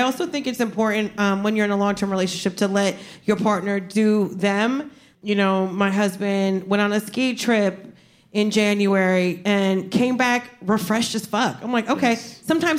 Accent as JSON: {"language": "English", "region": "New Jersey", "country": "United States", "said": "Yeah, I'm from Jersey. Like, you learn how to fight, like, before you learn how to write your name."}